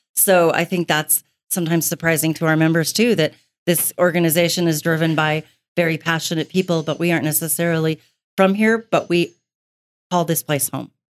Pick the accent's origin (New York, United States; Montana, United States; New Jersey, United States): Montana, United States; Billings; I've been in Billings my entire life, um, soon to be sixty years worth